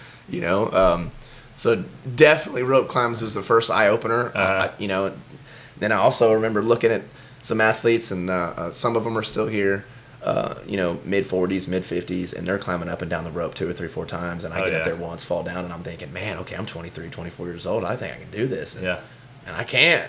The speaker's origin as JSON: {"language": "English", "town": "Cypress", "region": "Texas", "country": "United States", "tie": "born or raised there", "also_born_or_lived": "Humble, Texas", "said": "I grew up in Humble until I was, I want to say, the sixth grade. And then I moved from Humble, Atascocita, Kingwood area to Cypress. And I've lived right here on Spring Cypress and ever since"}